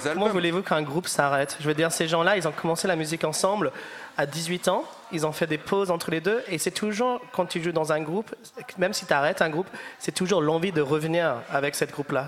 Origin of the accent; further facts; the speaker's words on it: the north of England, United Kingdom; French is a second language; moved away; je viens du nord d'Angleterre